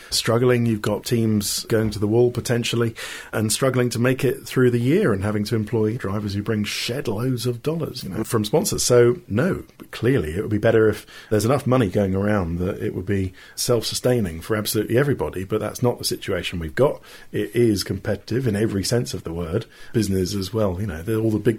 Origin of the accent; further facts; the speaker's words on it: United Kingdom; as a Brit, I love my country